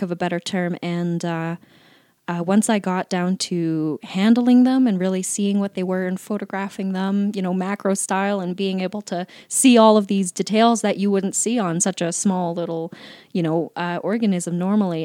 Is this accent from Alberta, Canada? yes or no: yes; Calgary, Alberta, Canada; also born or lived in Laramie, Wyoming; raised in Calgary